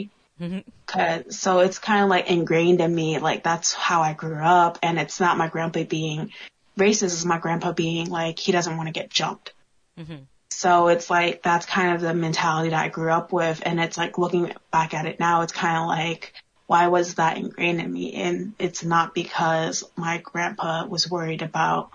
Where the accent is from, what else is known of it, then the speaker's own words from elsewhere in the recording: New York, United States; moved away; growing up in New York